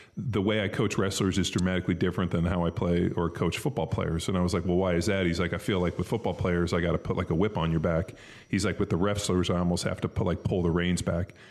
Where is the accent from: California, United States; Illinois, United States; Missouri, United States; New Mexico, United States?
California, United States; Southern; I grew up in Southern California in a very affluent area